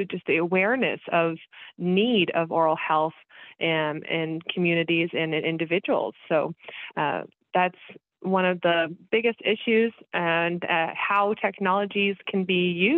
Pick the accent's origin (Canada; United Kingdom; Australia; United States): United States; Kansas City, Missouri; I am from Kansas City